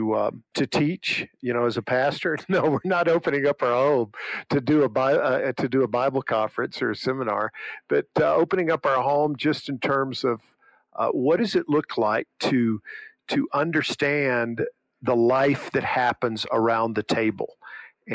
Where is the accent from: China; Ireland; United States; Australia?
United States; Monroeville; moved away; when I was at my hometown in Monroeville